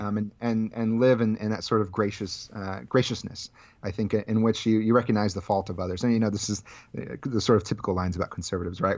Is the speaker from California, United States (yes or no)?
yes; Central Valley of California, United States; I grew up in the Central Valley of California